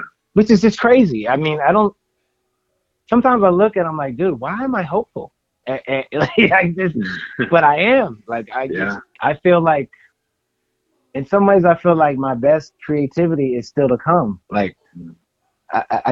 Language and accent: English; the Bay Area, California, United States; I'm from the Bay Area